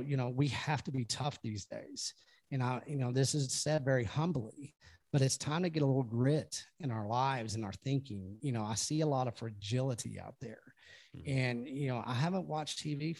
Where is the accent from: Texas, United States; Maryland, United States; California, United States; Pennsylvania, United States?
Texas, United States; I'm from Texas